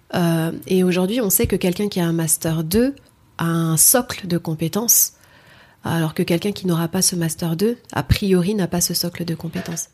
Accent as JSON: {"language": "French", "town": "Noisy-le-Grand", "region": "Île-de-France", "country": "France", "said": "je viens de Noisy-le-Grand 93"}